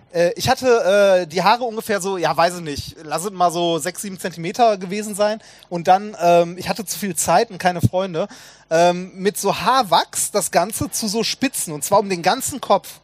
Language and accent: German; Essen, North Rhine-Westphalia, Germany; Ich bin ja hier in der Nähe quasi aufgewachsen, in Essen-Frohnhausen